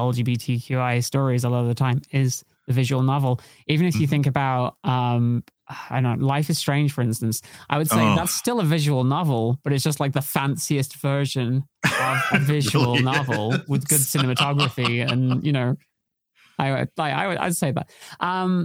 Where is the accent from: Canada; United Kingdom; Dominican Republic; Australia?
United Kingdom; As a British person